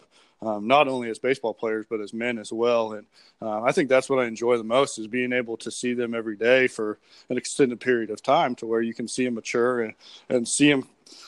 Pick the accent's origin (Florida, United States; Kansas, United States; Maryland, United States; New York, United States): Kansas, United States; Hays; moved away as an adult; now in Fulton, United States; I grew up in Hays, Kansas, out in western Kansas